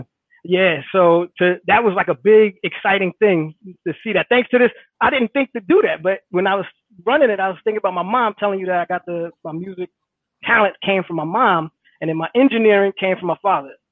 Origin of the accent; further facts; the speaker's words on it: Hackensack, New Jersey, United States; I grew up in Hackensack, New Jersey